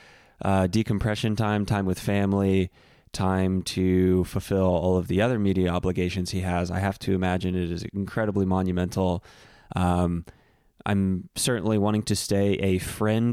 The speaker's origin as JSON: {"language": "English", "region": "Central Texas", "country": "United States", "tie": "born or raised there", "said": "I grew up on Central Texas beef jerky"}